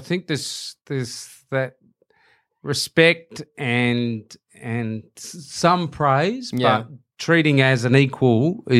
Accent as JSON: {"language": "English", "area": "Hurstbridge", "region": "Victoria", "country": "Australia", "said": "we're from Hurstbury High and then I went to Eltham College"}